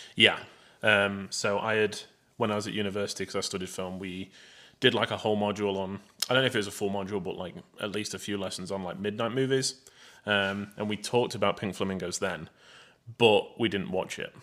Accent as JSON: {"language": "English", "region": "England", "country": "United Kingdom", "said": "I'm English, British"}